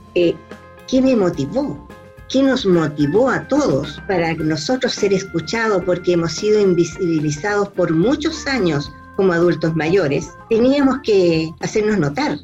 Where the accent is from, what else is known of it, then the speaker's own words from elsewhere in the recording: Chile; moved away as an adult; also born or lived in Mexico; viví muchos años fuera de Chile por trabajo, 10 años